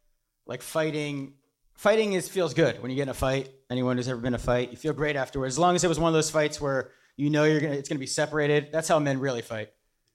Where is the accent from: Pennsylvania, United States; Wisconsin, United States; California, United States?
Pennsylvania, United States; moved away; I'm from Pennsylvania and you get off school the first day of hunting season.